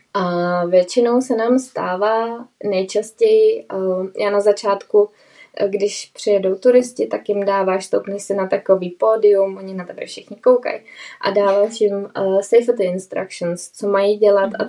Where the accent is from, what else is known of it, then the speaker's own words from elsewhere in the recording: Bohemia, Czechia; moved away; u nás v Čechách